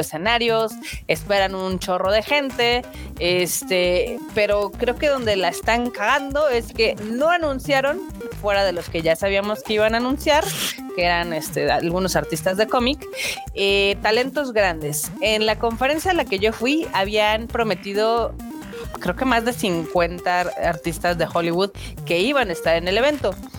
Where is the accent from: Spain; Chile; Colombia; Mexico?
Mexico; somos mexicanos